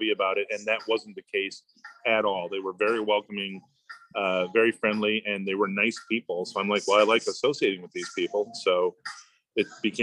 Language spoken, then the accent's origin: English; southwest Michigan, United States; moved away; I'm originally from Michigan